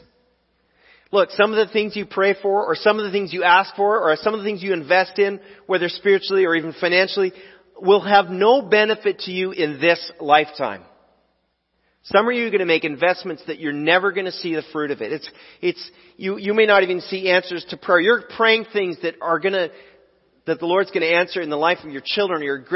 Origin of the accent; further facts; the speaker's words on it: United States; as American Christians